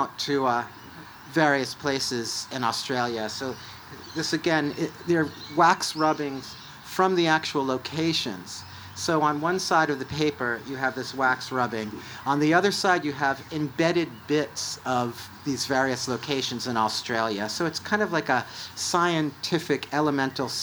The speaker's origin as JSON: {"language": "English", "country": "United States", "said": "an American that comes from a country with no national health care"}